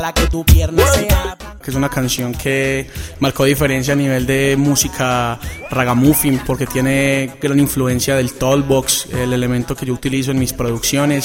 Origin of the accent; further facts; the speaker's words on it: Colombia; soy colombiano y orgulloso de ser colombiano